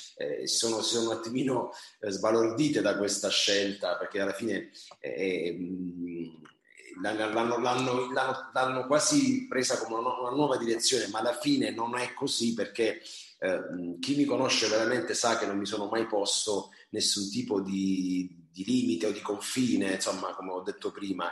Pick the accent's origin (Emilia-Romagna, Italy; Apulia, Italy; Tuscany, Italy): Apulia, Italy; Taranto; io sono nativo di, e vivo a Taranto, una città appunto sul mare